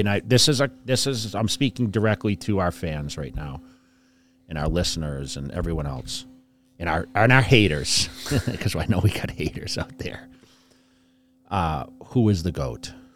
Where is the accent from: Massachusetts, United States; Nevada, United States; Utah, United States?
Massachusetts, United States; fifty miles west of Boston; I always say I'm from Boston, fifty miles west of Boston.